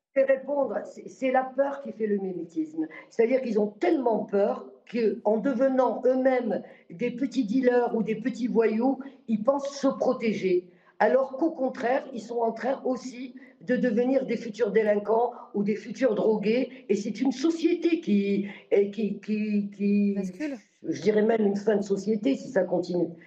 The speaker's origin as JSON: {"language": "French", "country": "Morocco", "tie": "born or raised there", "moved": "as an adult", "lives_now": "France", "said": "je suis né moi-même au Maroc et j'ai vécu le tiers-monde déjà. Et je suis revenu en France à l'âge de 18 ans."}